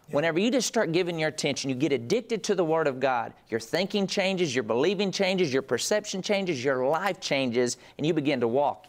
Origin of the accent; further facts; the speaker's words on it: Andrews, Texas, United States; This is my partner story. I grew up in Andrews, Texas in a great family